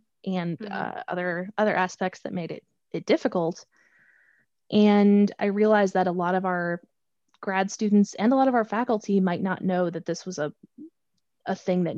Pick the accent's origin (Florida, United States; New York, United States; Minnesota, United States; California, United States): Minnesota, United States; moved away; I come from the state where the Juicy Lucy, the cheeseburger with the cheese on the inside, was invented in Minnesota